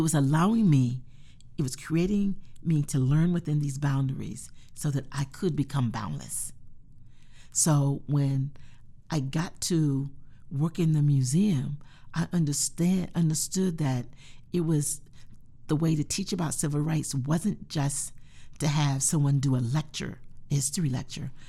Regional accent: North Carolina, United States; moved away; I grew up in North Carolina

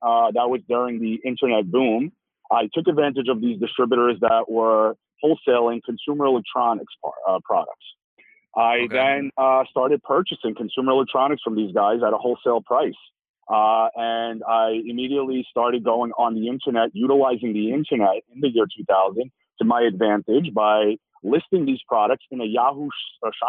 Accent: New York City, New York, United States; growing up in Brooklyn, New York

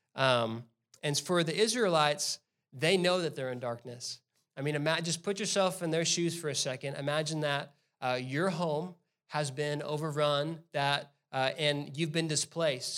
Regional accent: Mesquite, Texas, United States; also born or lived in South Carolina; Mesquite is my hometown

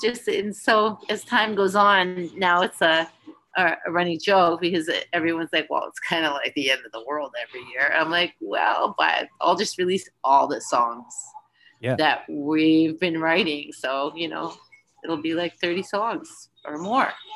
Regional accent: Winnipeg, Manitoba, Canada; moved away; also born or lived in Vancouver; I wasn't born there, but I grew up there. Came of age there

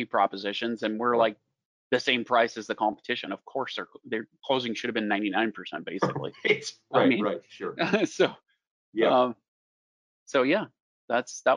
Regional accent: Iowa, United States; we're from Iowa, Field of Dreams

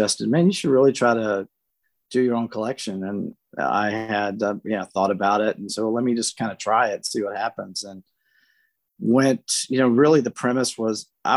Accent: South Louisiana, United States; moved away; being from a small town in South Louisiana

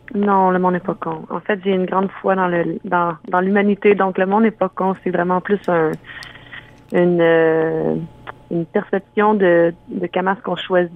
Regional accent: Ontario, Canada; moved away; also born or lived in Quebec; Je viens d'Ontario

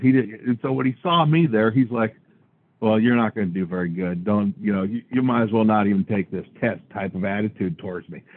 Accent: Washington, United States; I was from Washington

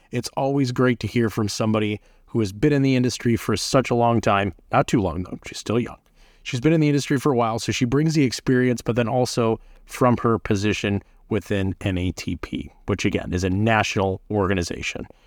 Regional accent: Michigan, United States; I'm from Michigan.

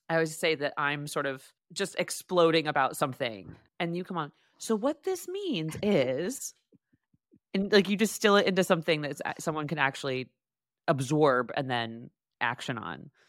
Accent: Boston, Massachusetts, United States; now in New York, United States; because that makes me feel like it's why I came to New York from Boston.

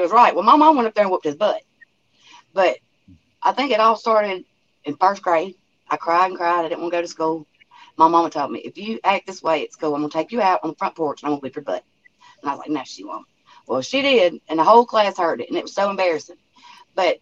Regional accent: Alabama, United States; I'm cornbread fed. I'm from Alabama.

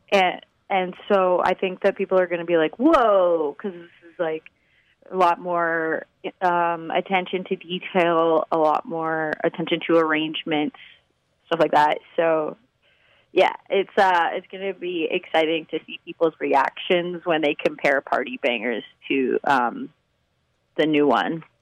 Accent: Vancouver, British Columbia, Canada; now in Toronto, Canada; I'm actually from Vancouver

